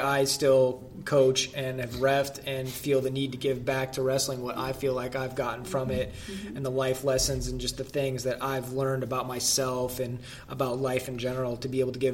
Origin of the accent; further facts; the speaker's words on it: Fairbanks, Alaska, United States; I'm from Fairbanks